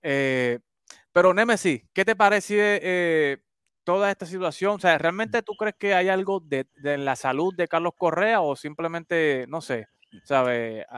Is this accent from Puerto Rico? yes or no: yes; Puerto Rico; Yo soy de Macao